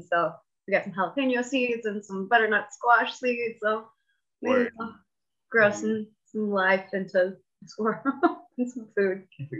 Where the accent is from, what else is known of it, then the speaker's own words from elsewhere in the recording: Milwaukee, Wisconsin, United States; also born or lived in Chicago / Colorado; So I grew up in Milwaukee, Wisconsin. I've moved around all over southeastern Wisconsin. I've lived in Chicago for a bit. I've lived in Colorado for a bit, but Midwest always kind of brings you back.